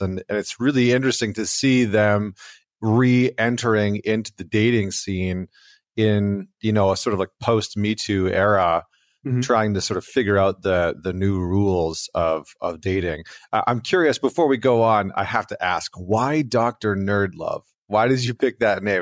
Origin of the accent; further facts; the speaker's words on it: Alberta, Canada; I'm from Alberta, Canada